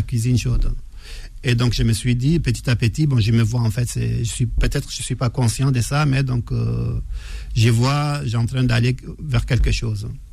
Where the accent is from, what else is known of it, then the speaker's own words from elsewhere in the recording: Faya-Largeau, Borkou, Chad; moved away; je viens du, de Faya, le nord du Tchad